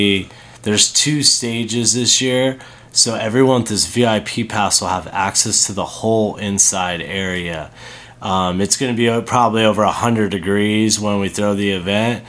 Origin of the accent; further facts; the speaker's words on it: Las Vegas, Nevada, United States; born and raised in Vegas